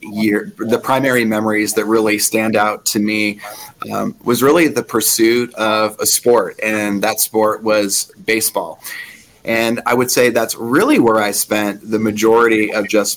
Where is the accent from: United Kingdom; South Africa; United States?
United States; Michigan; moved away as an adult; also born or lived in Arizona; I grew up in Michigan